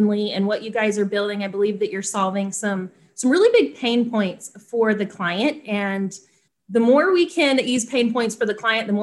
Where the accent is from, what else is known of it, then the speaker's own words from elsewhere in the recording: North Carolina, United States; also born or lived in Winston-Salem; I grew up in North Carolina